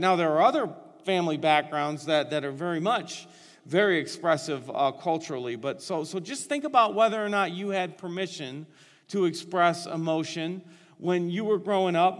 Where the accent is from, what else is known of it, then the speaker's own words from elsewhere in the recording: Northeastern Ohio, United States; I was born and raised in Northeastern Ohio